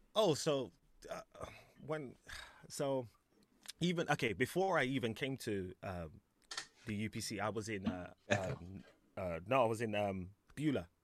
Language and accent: English; London, United Kingdom; I was in Alperton, Alperton, Alperton. Wembley, Wembley around there.